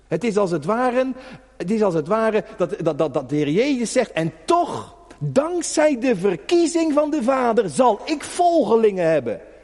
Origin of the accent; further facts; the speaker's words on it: Netherlands; als Hollander